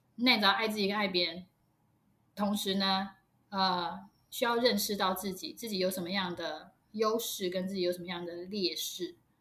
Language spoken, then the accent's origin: Chinese; Taiwan; 我们台湾